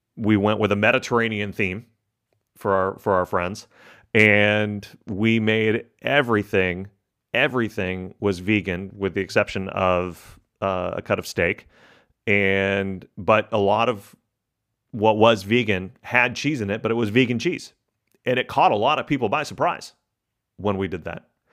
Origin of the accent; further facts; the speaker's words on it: Texas, United States; My family's from Argentina. my, I grew up in Texas